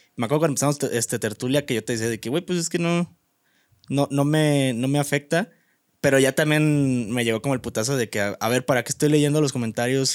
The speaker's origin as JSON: {"language": "Spanish", "region": "Guanajuato", "country": "Mexico", "tie": "born or raised there", "moved": "yes", "said": "mi pueblo, a mi ranchito"}